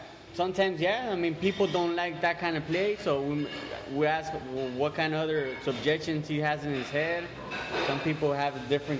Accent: Salinas, California, United States; I grew up right here in Salinas.

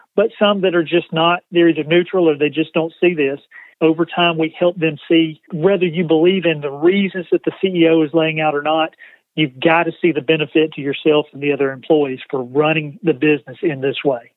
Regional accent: LaGrange, Georgia, United States; moved away as an adult; now in Spartanburg, United States; I'm actually from the South. Home is up until the last two weeks was in uh, LaGrange, Georgia, about an hour south of Atlanta.

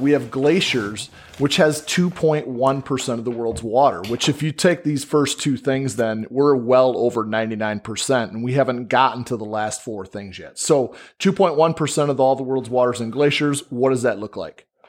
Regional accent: Michigan, United States; we're from Michigan

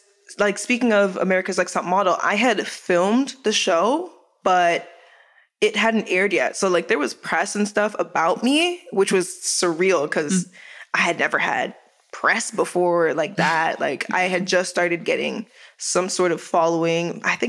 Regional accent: Jamaica; I was like, no, but I'm Jamaican. So I have rhythm.

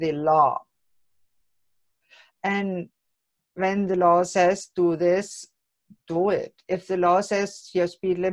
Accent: Germany; now in Canada; coming from a Germany, which some in America call a socialist country

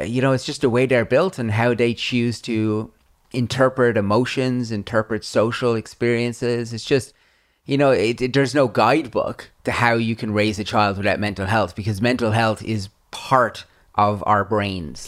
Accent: Ireland; I grew up in Ireland, in the eighties

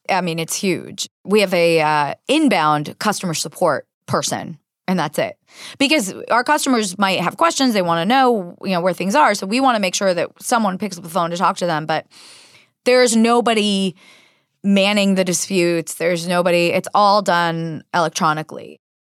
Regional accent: San Diego, California, United States; moved away as an adult; also born or lived in Israel / San Jose; I was actually born in Israel, but I grew up in San Diego and lived there my entire formative years from age four to eighteen

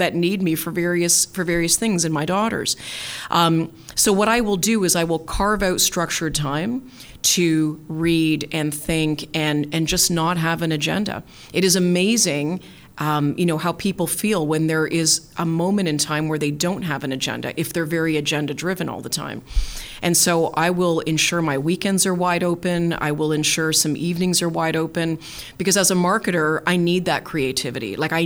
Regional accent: Canada; as a Canadian

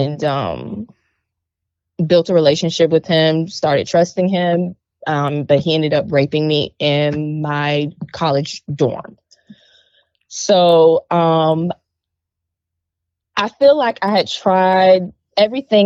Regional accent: Hopkins, South Carolina, United States; now in Columbia, United States; I am originally from Hopkins, South Carolina, but now I live in Columbia, South Carolina.

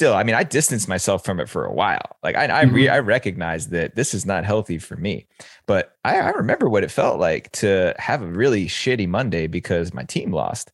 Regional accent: United States; I grew up right outside New York City and very close

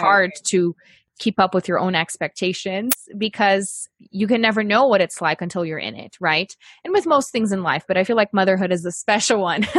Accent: Brazil; moved away as an adult; now in United States; I'm from Brazil and we were living there at the time

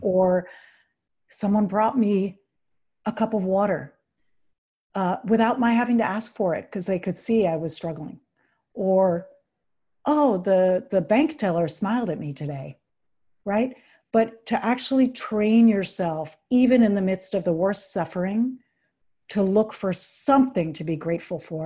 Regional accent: New York City, New York, United States; I grew up in New York City

